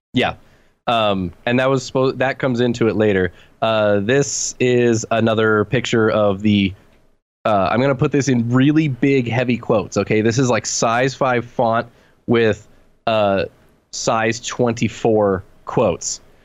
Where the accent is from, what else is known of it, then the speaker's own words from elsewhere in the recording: California, United States; being a Californian, um, where I grew up